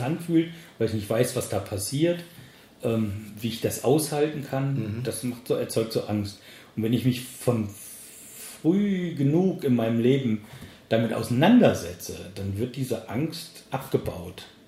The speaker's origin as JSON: {"language": "German", "country": "Germany", "tie": "born or raised there", "moved": "as an adult", "said": "ich bin nun mal in Deutschland geboren und groß geworden"}